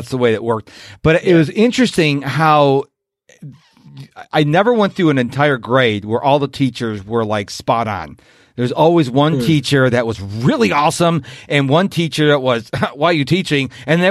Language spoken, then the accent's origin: English; Rochester, New York, United States; I was from Rochester, New York